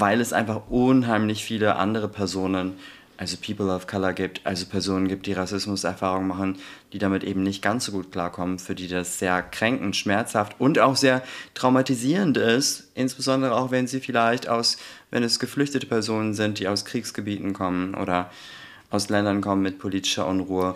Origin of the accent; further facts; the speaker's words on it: Garbsen, Lower Saxony, Germany; also born or lived in Hamburg; now in Hanover, Germany; ich komme aus Altgabsen, da bin ich ganz ländlich aufgewachsen.